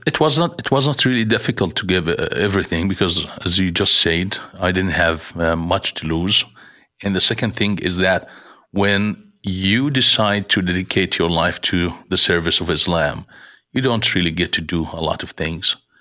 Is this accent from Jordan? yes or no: yes; Jordan; moved away as an adult; I was born in Jordan